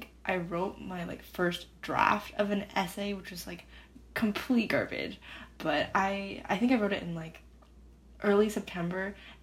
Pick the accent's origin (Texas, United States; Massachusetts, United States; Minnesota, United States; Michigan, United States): Minnesota, United States; Rochester; moved away as an adult; now in Houston, United States; I'm originally from Rochester, Minnesota.